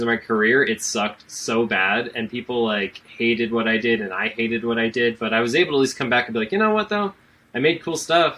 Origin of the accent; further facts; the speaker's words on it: Colorado, United States; that's my home state. That was the Colorado State Fair